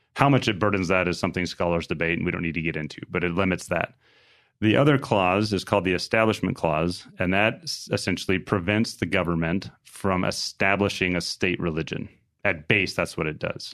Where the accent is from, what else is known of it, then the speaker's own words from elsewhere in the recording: New Mexico, United States; grew up in a home in a little town in New Mexico.